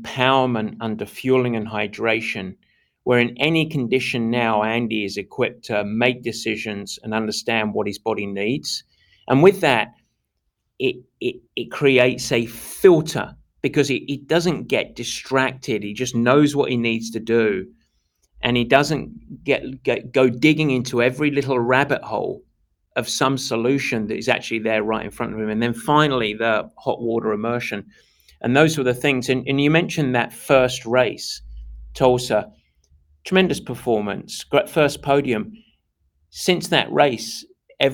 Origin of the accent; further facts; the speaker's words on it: England, United Kingdom; a pure Englishman that I am